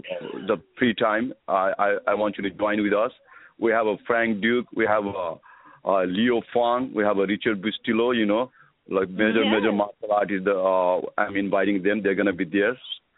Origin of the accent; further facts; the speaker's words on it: Nepal; I'm from Nepal